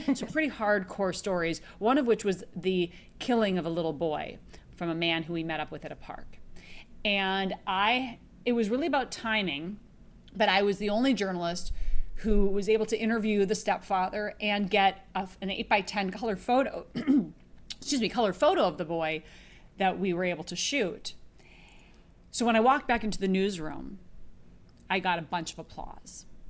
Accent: Minneapolis, Minnesota, United States; born or raised there; now in Los Angeles, United States

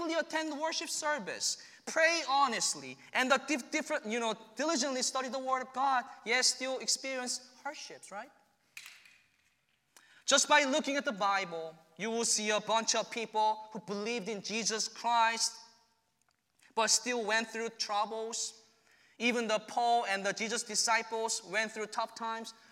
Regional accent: South Korea; moved away as an adult; returning to my home country.

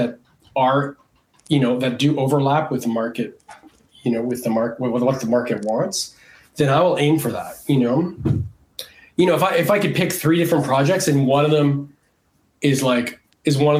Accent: Canada; moved away as an adult; also born or lived in Montreal; now in Los Angeles, United States; I grew up in Canada

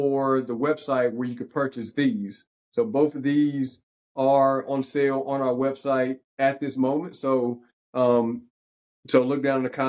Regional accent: Danville, Virginia, United States; moved away as an adult; now in Charlotte, United States; So we're both from Danville, Virginia. Both went to George Washington High School

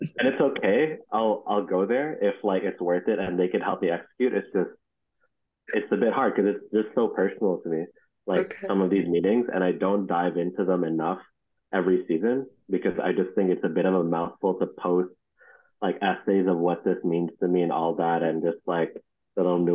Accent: Toronto, Ontario, Canada; I grew up in Scarborough, and I'd like to speak for most Scarborough people

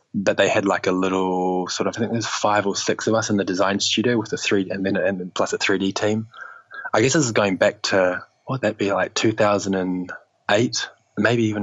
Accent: New Zealand; moved away as an adult; also born or lived in Australia; now in London, United Kingdom; I'm from New Zealand, so studied in, like we were saying before, studied in New Zealand

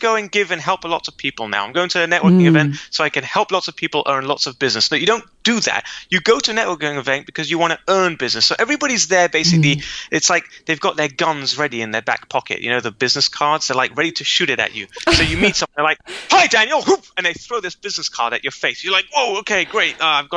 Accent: London, United Kingdom; now in Israel; I was born and raised in London.

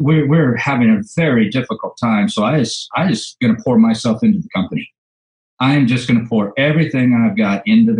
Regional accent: Orange County, California, United States; I was born and raised in Orange County, California

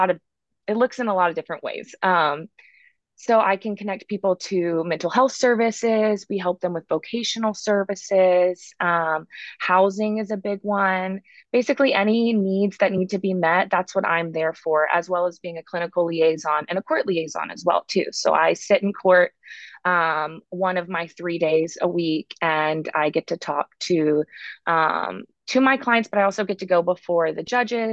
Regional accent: Blacksburg, Virginia, United States; moved away as an adult; also born or lived in Manhattan, New York City; now in New York City, United States; I'm actually from Blacksburg, Virginia

